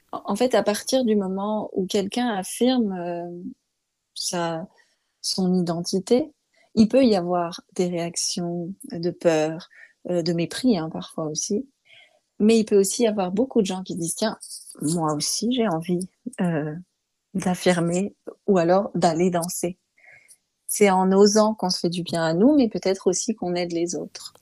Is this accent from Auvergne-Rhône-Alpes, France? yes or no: no; Montbéliard, Bourgogne-Franche-Comté, France; dans ma ville natale à Montbéliard